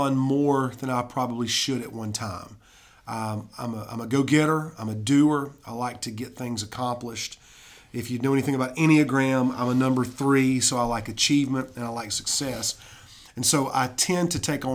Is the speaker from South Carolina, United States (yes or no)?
yes; Fountain Inn, South Carolina, United States; now in Anderson, United States; I grew up in Fountain Inn